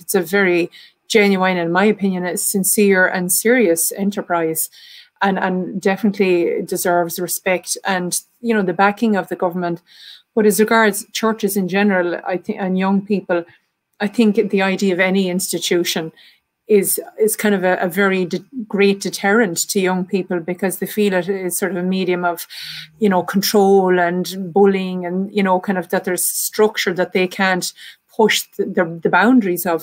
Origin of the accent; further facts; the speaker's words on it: Ireland; accent: Irish; as you can tell from my accent, I'm from Ireland.